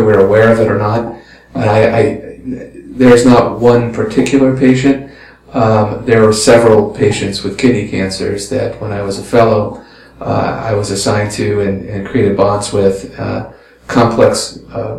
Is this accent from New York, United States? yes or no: yes; Westchester County, New York, United States; also born or lived in Tel Aviv; I grew up in New York in the suburbs in Westchester County